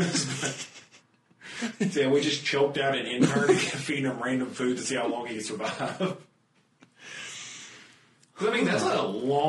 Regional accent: United States; being American and all.

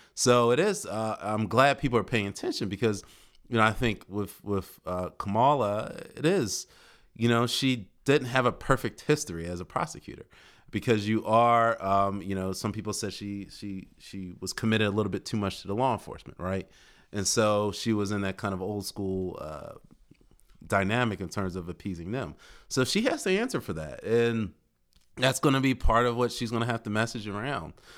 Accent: Philadelphia, Pennsylvania, United States; moved away as an adult; now in Delaware, United States; I actually come from Philly, born and raised in Philadelphia. didn't come to Delaware until college, and I stayed

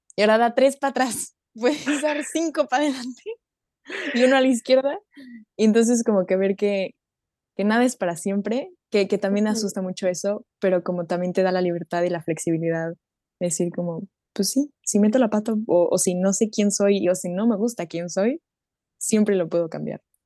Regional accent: Mexico; also born or lived in Germany; now in Leipzig, Germany; soy mexicana alemana, viviendo en, Leipzig, Leipzig, Alemania

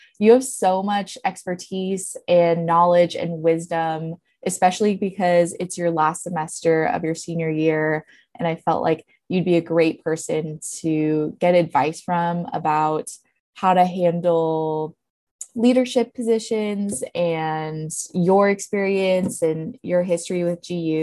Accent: Bay Area, California, United States; moved away as an adult; now in Spokane, United States; we're both from the Bay Area

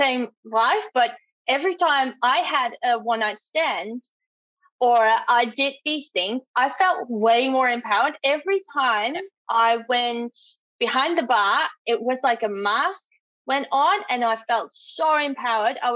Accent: Netherlands; moved away as an adult; now in Australia; I'm from the Netherlands

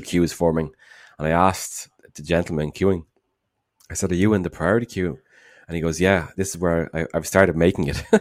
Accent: Dublin, Leinster, Ireland; from Dublin

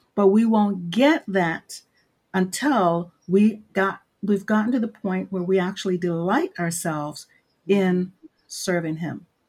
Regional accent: Maryland, United States; I live in Maryland, originally born and raised in Maryland

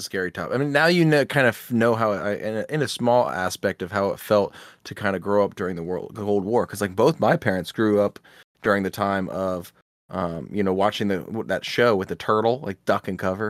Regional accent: Midwest, United States; We're all from the Midwest.

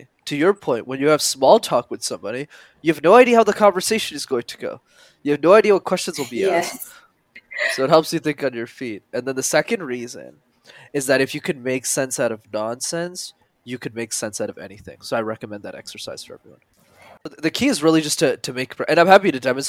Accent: Montreal, Quebec, Canada; I grew up in Montreal, which is a city you need to know how to speak French in. And it's a language I didn't know.

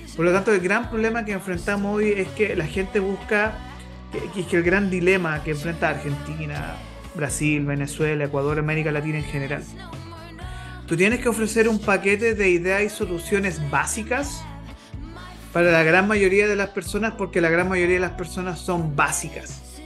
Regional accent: Chile; como chilenos

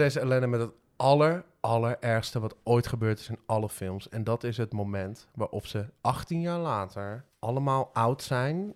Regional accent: Het Gooi, North Holland, Netherlands; ik kom uit het gooi en daar, eh, daar praten mensen gewoon zoals, maar zoals Thierry Baudet ongeveer praat

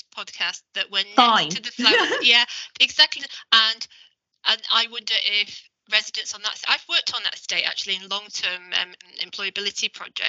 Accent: Salford, North West England, United Kingdom; growing up in Salford in the northwest, yeah, you know, which was very different then, there was no BBC, there was no cosmopolitan culture.

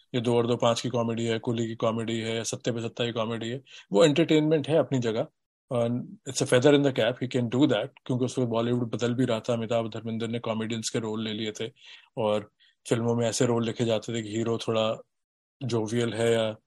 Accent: Delhi, India; मैं दिल्ली में बड़ा हुआ हूँ

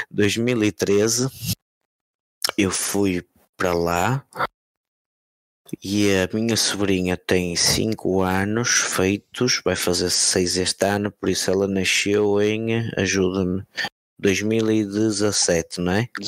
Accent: Porto, Porto District, Portugal; eu sou do Porto, não quero perder para o gajo do autódromo de paredes

